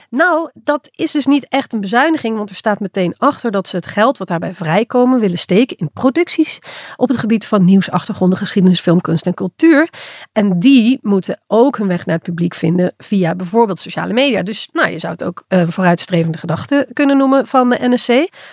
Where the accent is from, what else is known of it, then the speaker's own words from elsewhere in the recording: Limburg, Netherlands; accent: soft G; ik als Limburger